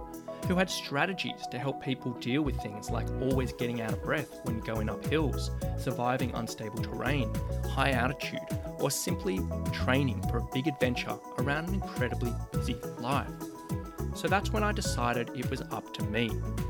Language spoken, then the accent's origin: English; Sydney, New South Wales, Australia; my hometown of Sydney, Australia